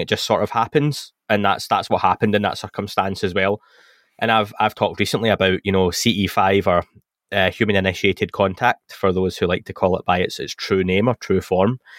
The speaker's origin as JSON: {"language": "English", "region": "England", "country": "United Kingdom", "accent": "English", "said": "my English accent"}